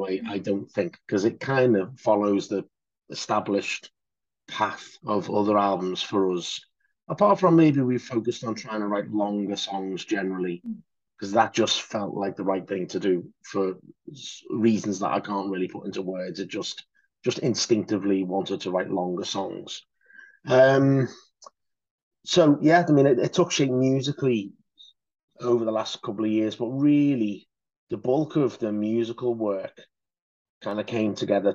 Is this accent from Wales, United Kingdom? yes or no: no; Liverpool, North West England, United Kingdom; I'm from Liverpool